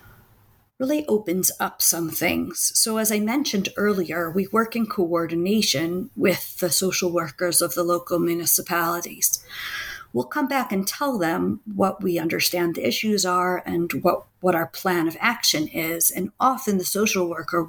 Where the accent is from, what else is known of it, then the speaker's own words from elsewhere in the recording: Washington, District of Columbia, United States; now in Israel; I grew up in the Washington, D.C. area